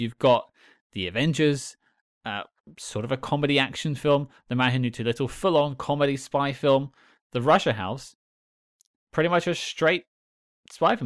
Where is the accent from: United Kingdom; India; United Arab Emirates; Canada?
United Kingdom; I'm British